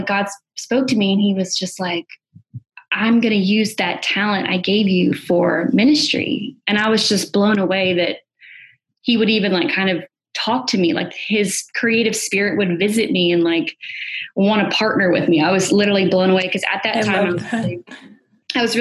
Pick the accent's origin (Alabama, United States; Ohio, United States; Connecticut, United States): Alabama, United States; moved away; also born or lived in New York; I'm originally from Alabama, and I moved up to New York